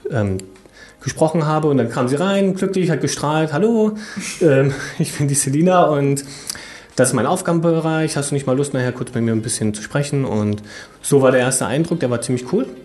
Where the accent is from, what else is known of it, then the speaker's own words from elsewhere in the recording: Berlin, Germany; Ich komme auch aus Berlin, von daher war das natürlich ganz praktisch.